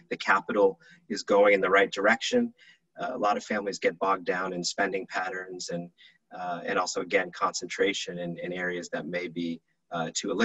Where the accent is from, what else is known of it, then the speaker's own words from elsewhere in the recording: Boston, Massachusetts, United States; now in New York, United States; I grew up in Boston, so spent most of my life there before moving to New York, where I've been living for about 16 years